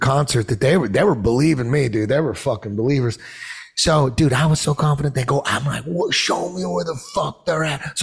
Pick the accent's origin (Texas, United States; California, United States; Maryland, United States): California, United States; Orange County; also born or lived in Hollywood; now I'm in Hollywood, but I grew up in Orange County